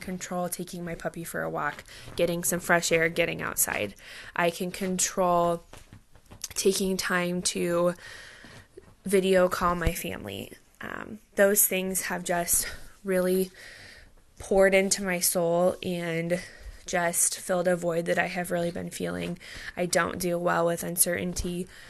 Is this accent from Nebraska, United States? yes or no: yes; Fremont, Nebraska, United States; now in Lincoln, United States; I am originally from Fremont, Nebraska, but now I live and work in Lincoln, Nebraska with my husband, Nathan.